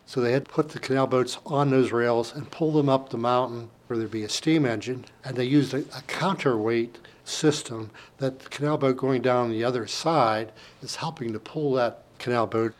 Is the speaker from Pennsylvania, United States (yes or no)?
yes; Saltsburg, Pennsylvania, United States; I was born and raised in Salzburg